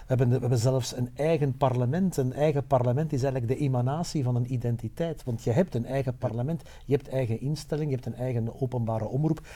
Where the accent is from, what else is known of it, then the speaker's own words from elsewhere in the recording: Dendermonde, Flanders, Belgium; ik kom uit Dendermonde